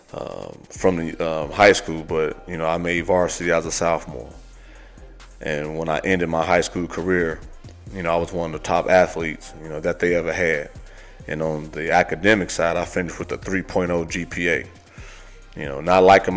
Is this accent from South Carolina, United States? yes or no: no; Gary, Indiana, United States; I was born in Gary, Indiana